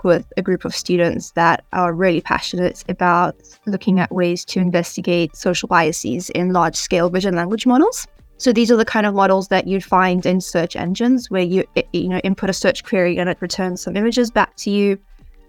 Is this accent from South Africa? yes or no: yes; South Africa; moved away as an adult; also born or lived in United Kingdom; now in Oxford, United Kingdom; I'm originally from South Africa, where I spent most of my life. I've only recently moved to the UK.